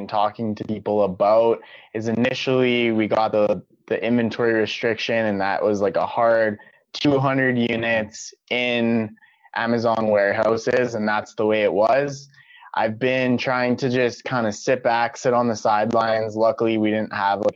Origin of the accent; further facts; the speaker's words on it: Canada; I'm Canadian